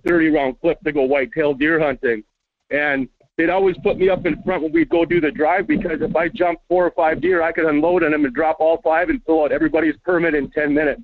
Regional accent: Minnesota, United States; now in Las Vegas, United States; growing up in Minnesota

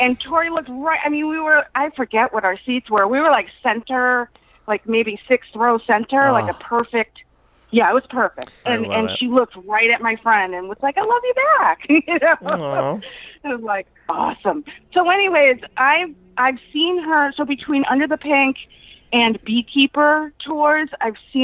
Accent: Marlborough, Massachusetts, United States; Marlboro, Massachusetts, which is like 45 minutes from Boston

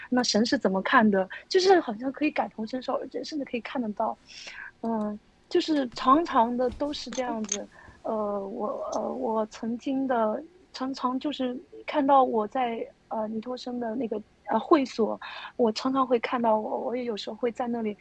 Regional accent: Xinjiang, China; moved away; also born or lived in Henan; 我是在新疆长大的。我在新疆长大的

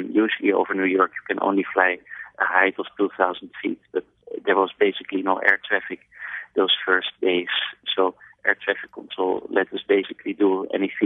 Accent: Netherlands; I'm from Holland, and we sort of dealt with the water for a long time

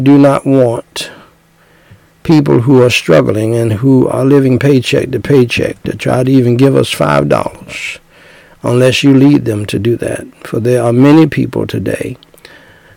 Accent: United States; those of us who were born and raised in America

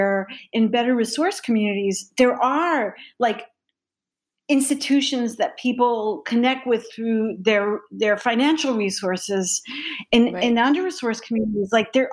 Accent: New York City, New York, United States; I was born in Brooklyn and I'm a New Yorker

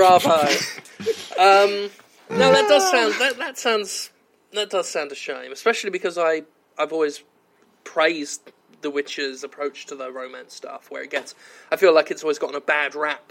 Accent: United Kingdom; being British

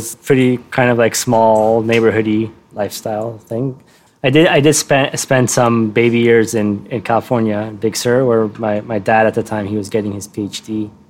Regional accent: Cairo, Cairo Governorate, Egypt; also born or lived in Giza; I was born in Giza, but I didn't grow up in Giza. I grew up in Heliopolis, which is, I guess it's still referred to as a suburb of Cairo, but it has long since been very much swallowed by Cairo.

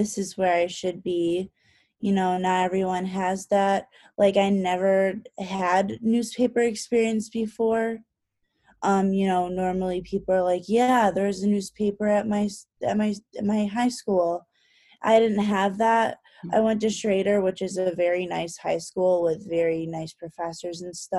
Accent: Rochester, New York, United States; I'm originally from Rochester. So I grew up hearing a lot about Fisher

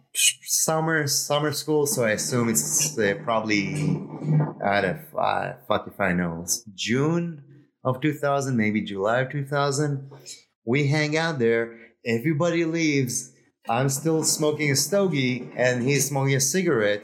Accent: Israel; moved away as an adult; I'm from Israel

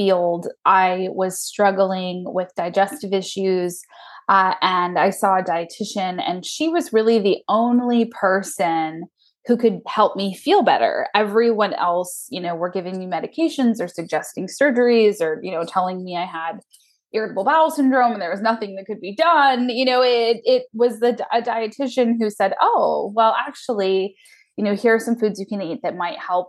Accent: Lake Stevens, Washington, United States; also born or lived in Snohomish / Edmonds; I grew up in Snohomish, or I was, you know, born there, moved to Lake Stevens for my school years, and then now live in Edmonds. So I'm a native, a unicorn, as it were, in the Seattle area.

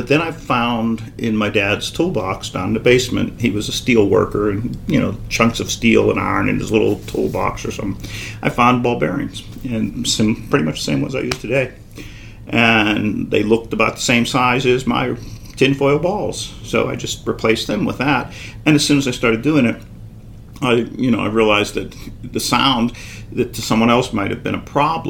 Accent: Pittsburgh, Pennsylvania, United States; moved away as an adult; now in Boston, United States; I was a kid from Pittsburgh. I had no clue that I was doing anything that would impress anyone, because I was only exposed to my little group in Pittsburgh

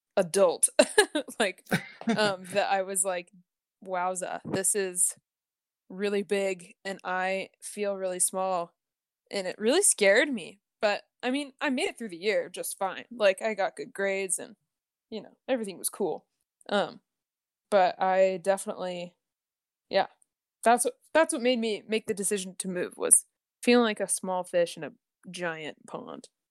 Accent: Oregon, United States; I grew up in Oregon my whole life

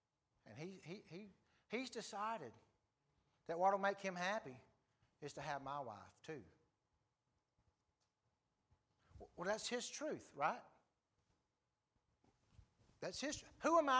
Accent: South Africa; I grew up in South Africa where people lived with half-truths and lies and whispers and nobody said anything outright.

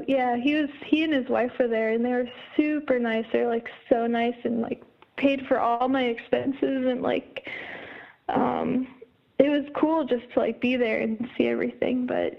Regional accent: Iowa, United States; So I added him as a friend on Facebook, and then it turned out we're both from Iowa.

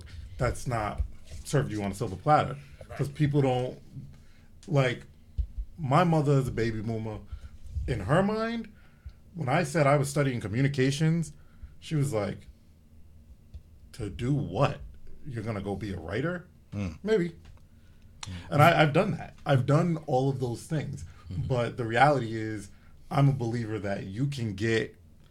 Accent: Providence, Rhode Island, United States; you grow up in a low middle class family in Providence

